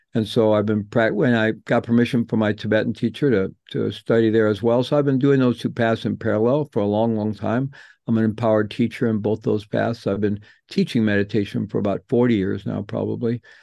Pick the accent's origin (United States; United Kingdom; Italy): United States; St. Louis, Missouri; I grew up in Saint Louis